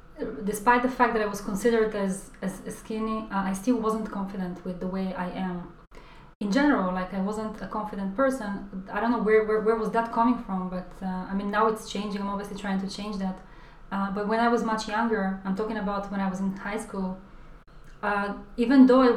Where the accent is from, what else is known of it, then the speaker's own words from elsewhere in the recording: Israel; moved away as an adult; now in London, United Kingdom; growing up in Israel